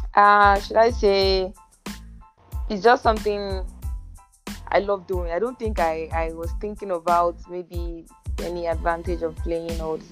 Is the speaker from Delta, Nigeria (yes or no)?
no; Ogun State, Nigeria; I'm from Ogun so, State. I'm Yoruba